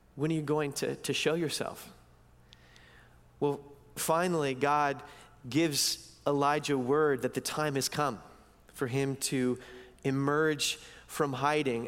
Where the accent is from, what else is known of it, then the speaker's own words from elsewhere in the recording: United States; moved away as an adult; also born or lived in East Coast; now in Vancouver, Canada; as American Christians